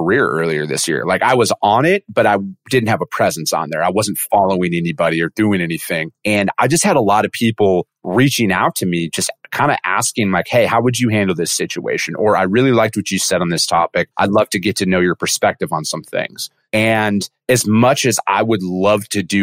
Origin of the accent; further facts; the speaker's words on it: northern Wisconsin, United States; I'm originally from Wisconsin and I'm from a very small town, like 2,000 people in northern Wisconsin